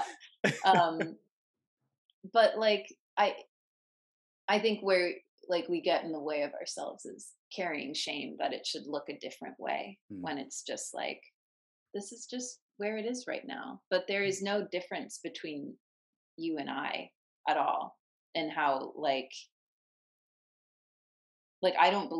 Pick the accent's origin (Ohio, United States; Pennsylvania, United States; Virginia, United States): Virginia, United States; And he was from Virginia. I'm from Virginia.